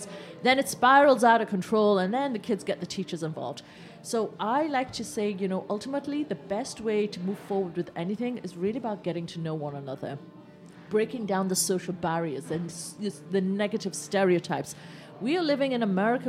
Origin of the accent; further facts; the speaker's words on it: England, United Kingdom; I was born in England.